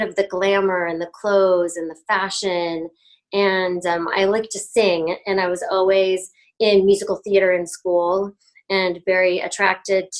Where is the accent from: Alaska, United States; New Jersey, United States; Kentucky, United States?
Alaska, United States; Wasilla; also born or lived in Cypress, Orange County, California; I was in Orange County, like down in Cypress, Orange County, until I was six. And then we moved to Alaska